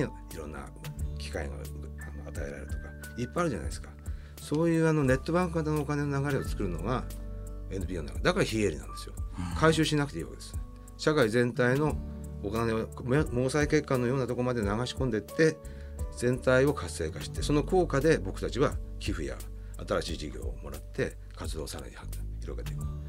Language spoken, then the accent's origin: Japanese; Ichikawa, Chiba, Japan; born or raised there; also born or lived in Shiojiri, Nagano